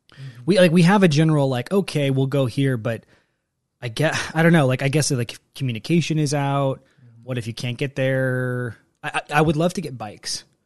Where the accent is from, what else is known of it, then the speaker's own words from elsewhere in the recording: Texas, United States; moved away; I, I grew up in Texas where we had tornadoes